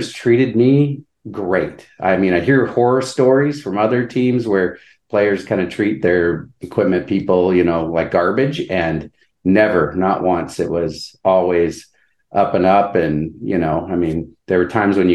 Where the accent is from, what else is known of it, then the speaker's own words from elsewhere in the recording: Anchorage, Alaska, United States; born and raised in Anchorage and went to Diamond High